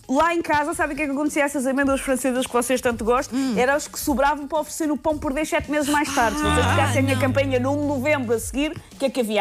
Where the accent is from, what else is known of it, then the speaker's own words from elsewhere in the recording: Portugal; como boa tuga